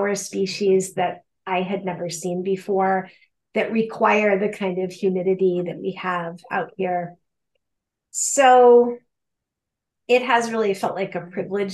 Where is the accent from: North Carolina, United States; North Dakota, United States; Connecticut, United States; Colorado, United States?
Colorado, United States; moved away as an adult; also born or lived in Michigan / California / upstate New York; now in Philadelphia, United States; I am originally from Colorado, so my childhood was spent partly in Michigan, but mostly in the high Rocky Mountains